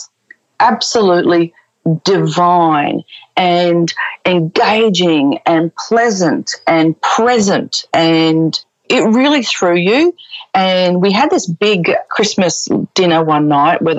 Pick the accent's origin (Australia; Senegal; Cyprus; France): Australia; Brisbane, Queensland; moved away as an adult; also born or lived in United Arab Emirates / Melbourne; now in Sydney, Australia; we're both originally from Brisbane